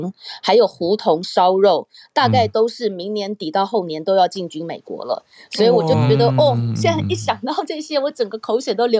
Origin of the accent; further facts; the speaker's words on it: Taipei, Taiwan; now in Los Angeles, United States; 我还记得我小时候在那个信义路四段那个窄窄的小楼梯走上去的那个时代的鼎泰丰，